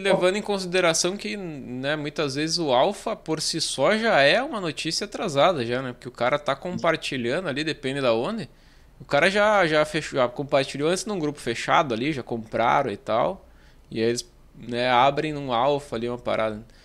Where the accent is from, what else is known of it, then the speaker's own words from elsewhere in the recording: Santo Ângelo, Rio Grande do Sul, Brazil; Ah, na verdade eu sou de Santo Ângelo, sou mais do interior aqui